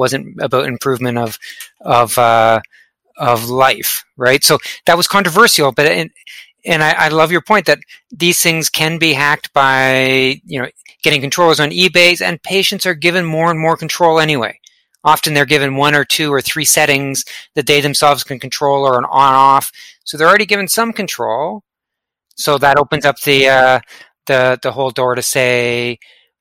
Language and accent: English; Canada; accent: Canadian; you may have picked up on my Canadian accent, the out and about.